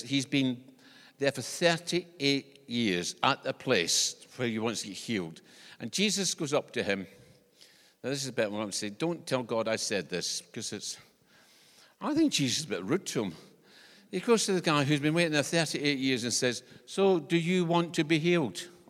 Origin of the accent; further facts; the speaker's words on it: Scotland, United Kingdom; accent: Scottish; now in New Zealand; When I was growing up in, in Scotland, because I, I'm from Scotland, this is not an English accent.